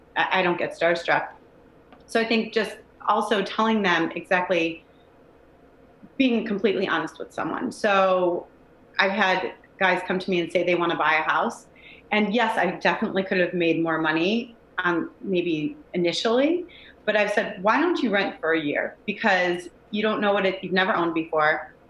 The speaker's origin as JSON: {"language": "English", "town": "Cleveland", "region": "Ohio", "country": "United States", "tie": "born or raised there", "said": "I grew up in Cleveland"}